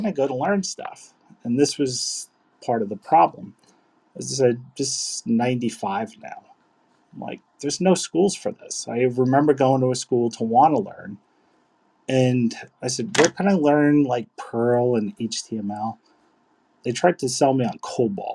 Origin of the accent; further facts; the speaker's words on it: New York City, New York, United States; I grew up in Sunset Park in good old Brooklyn